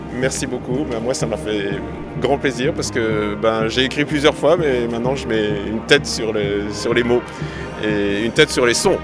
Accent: France; je viens de France

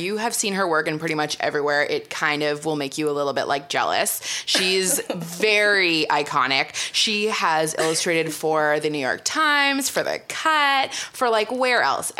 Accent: Canada; growing up in Canada

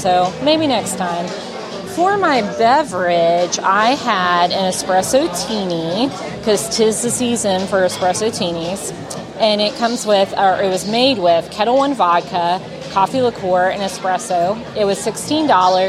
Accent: the South, United States; I'm from the South

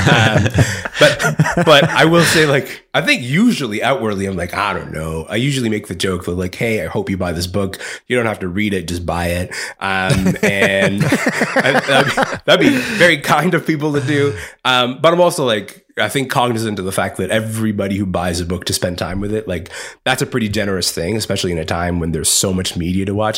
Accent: Kingston, Ontario, Canada; growing up in Kingston, Ontario

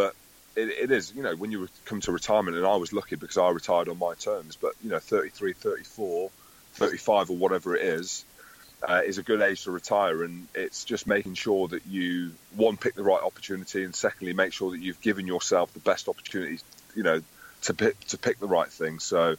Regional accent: Scotland, United Kingdom; And, you know, Goody being English and me saying that I'm Scottish.

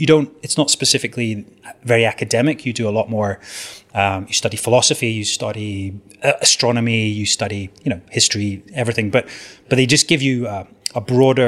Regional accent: Southwest Scotland, United Kingdom; also born or lived in Edinburgh; I was born and brought up in Southwest Scotland, in a very rural area

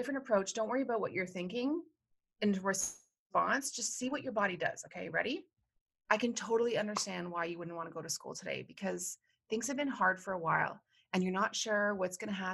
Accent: Canada; now in United States; I'm a psychologist from Canada, now living in the U.S.

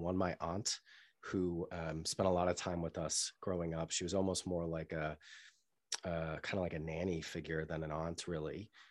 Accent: Newton, Massachusetts, United States; moved away; also born or lived in London; I grew up in Newton, which is a town outside of Boston, a suburb of Boston

